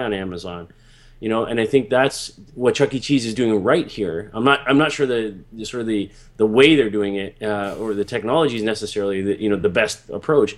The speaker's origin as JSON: {"language": "English", "town": "Toronto", "region": "Ontario", "country": "Canada", "tie": "born or raised there", "said": "when I grew up as in Toronto here"}